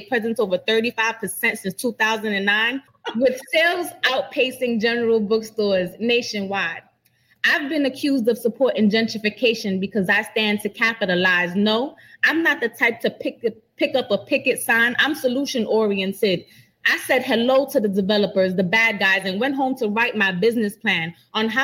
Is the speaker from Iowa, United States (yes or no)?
no; New York City, New York, United States; I'm from the Bronx, it's in my blood